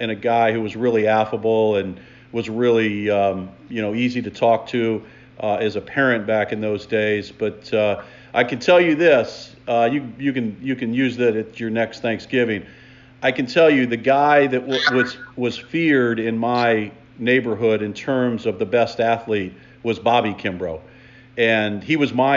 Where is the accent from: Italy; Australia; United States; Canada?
United States; Lima, Ohio; I grew up on Lakewood Avenue.